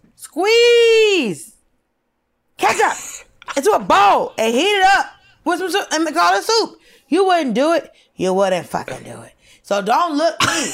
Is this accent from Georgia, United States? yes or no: yes; Norcross, Georgia, United States; also born or lived in Atlanta; I also grew up in the city that is the location of the headquarters of Waffle House. I grew up in North Cross, Georgia